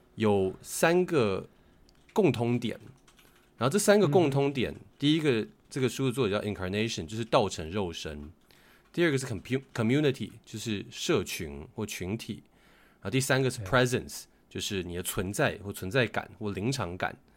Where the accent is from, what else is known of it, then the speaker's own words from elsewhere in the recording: Hsinchu, Taiwan; 我在新竹长大嘛， 新竹其竞争压力没有像大城市那么大